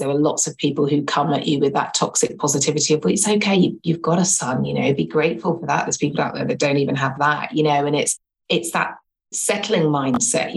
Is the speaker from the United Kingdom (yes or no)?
yes; England, United Kingdom; now in London, United Kingdom; I live in London, born and bred in London. Well, actually, born in England and have been in London for like donkey's years